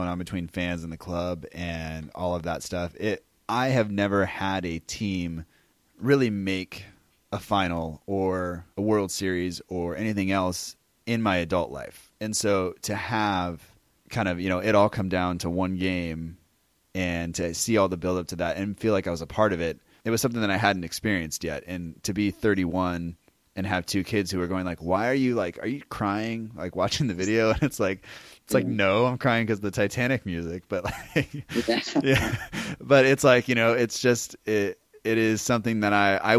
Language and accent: English; United States; you're from America